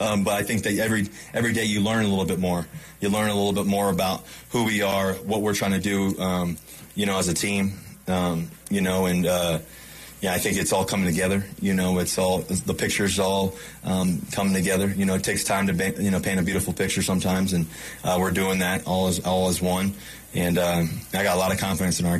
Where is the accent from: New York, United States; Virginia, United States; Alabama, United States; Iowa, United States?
Virginia, United States; now in Denver, United States; I grew up in Virginia.